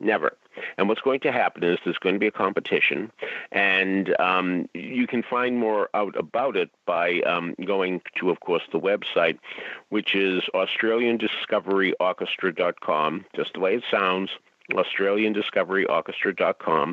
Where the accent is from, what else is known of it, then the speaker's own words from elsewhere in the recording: Boston, Massachusetts, United States; I grew up in Boston.